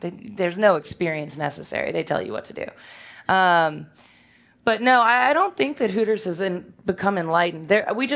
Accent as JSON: {"language": "English", "town": "Richmond", "region": "Virginia", "country": "United States", "tie": "born or raised there", "said": "I'm from Richmond, and I grew up here in the West End, and went to college here, went to VCU"}